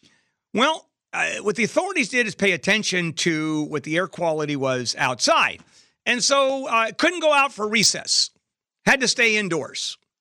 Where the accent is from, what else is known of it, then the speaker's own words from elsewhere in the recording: California, United States; I grew up in Southern California.